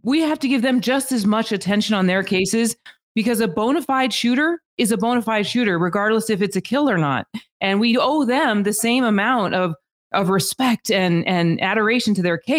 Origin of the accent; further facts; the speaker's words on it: Albuquerque, New Mexico, United States; moved away as an adult; now in Las Vegas, United States; I was born and raised in Albuquerque, New Mexico